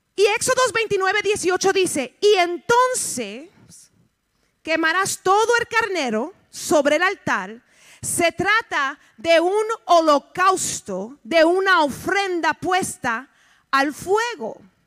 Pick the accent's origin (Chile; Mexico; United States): United States; also born or lived in Puerto Rico / Chicago, Illinois; Yo soy puertorriqueña, nacida en los Estados Unidos, el lenguaje mío es medio interesante